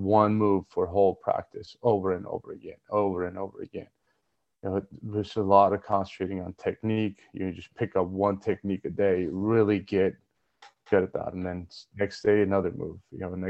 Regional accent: Armenia; Basically, you're born in Armenia, you do some kind of a combat sport, wrestling, judo, boxing, sambo. That's just the culture of it.

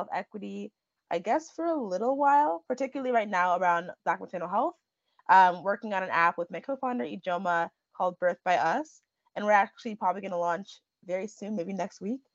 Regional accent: Chicago, Illinois, United States; So I was born and raised in Chicago, Illinois, by my two parents, both of whom are Nigerian immigrants

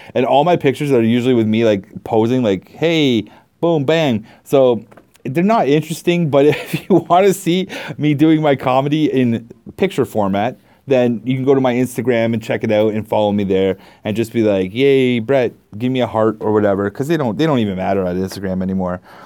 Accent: Canada; I'm Canadian

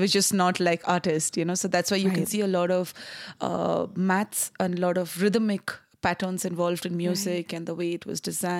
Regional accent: South India, India; moved away; India, south of India.

